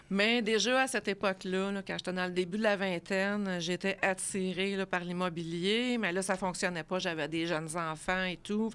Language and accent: French; Laval, Quebec, Canada; moved away as an adult; now in Granby, Canada; je suis originaire de Laval